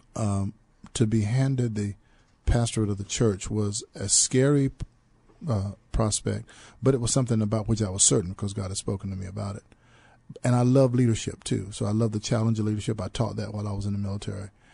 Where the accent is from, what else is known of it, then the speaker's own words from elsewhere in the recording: Troy, North Carolina, United States; moved away as an adult; now in San Antonio, United States; I was born and raised in North Carolina